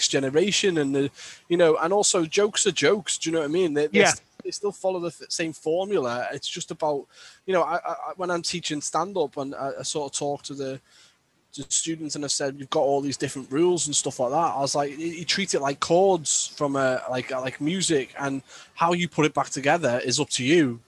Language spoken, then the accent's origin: English; Birkenhead, North West England, United Kingdom; I always use comedy as a defense mechanism growing up in Birkenhead